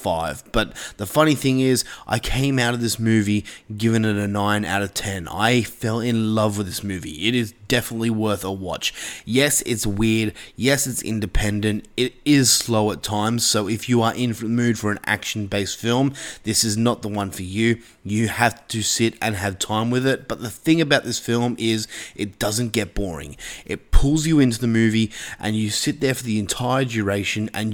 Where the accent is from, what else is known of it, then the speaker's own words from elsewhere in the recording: Australia; As an Australian myself